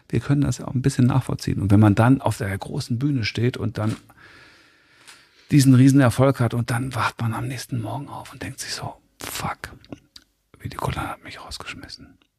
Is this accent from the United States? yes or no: yes; United States; German is a second language; Konnte ich ja nicht, ich, ich als Amerikaner kann ich ja nicht ich sagen.